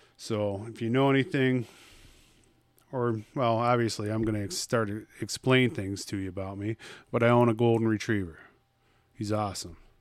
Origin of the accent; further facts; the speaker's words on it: Troy, New York, United States; I'm from Skunk City